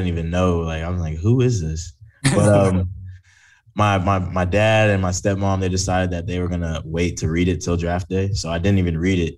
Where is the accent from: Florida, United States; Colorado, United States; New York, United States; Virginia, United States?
Florida, United States; I'm from Florida